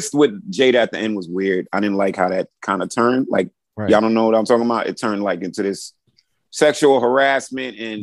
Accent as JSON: {"language": "English", "town": "New York City", "region": "New York", "country": "United States", "tie": "born or raised there", "said": "I grew up in Brooklyn, New York."}